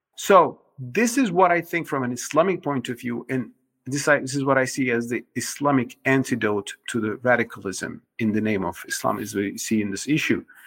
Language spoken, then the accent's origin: English; Turkey; moved away; My home country, Turkey